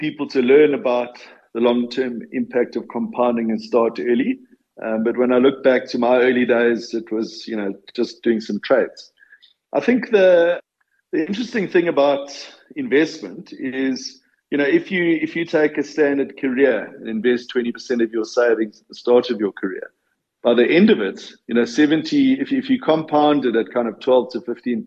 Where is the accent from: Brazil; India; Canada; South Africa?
South Africa; Boksburg, Gauteng; moved away; also born or lived in Durban; I grew up in Boksburg, right, and managed to find my way to Durban about 10 years later